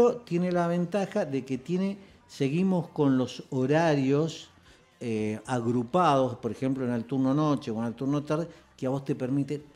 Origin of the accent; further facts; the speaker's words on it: Rosario, Santa Fe, Argentina; No, en realidad nací en Santa Fe, pero viví acá, desde chico